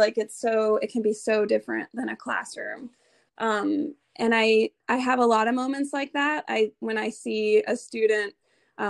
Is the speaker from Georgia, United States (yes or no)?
yes; Atlanta, Georgia, United States; moved away as an adult; also born or lived in South Carolina / Nashville, Tennessee; now in Ohio, United States; I grew up in Atlanta, the suburbs of Atlanta, Georgia